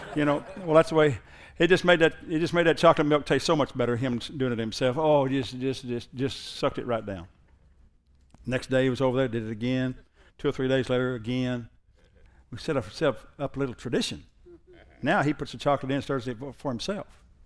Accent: Southern Oklahoma, United States; I'm from Southern Oklahoma

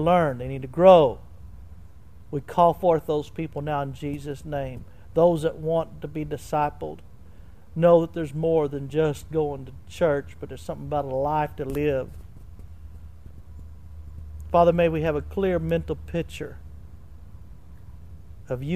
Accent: Tulsa, Oklahoma, United States; I was raised basically in Victory Christian Center with Billy Joe Doherty, Tulsa, Oklahoma

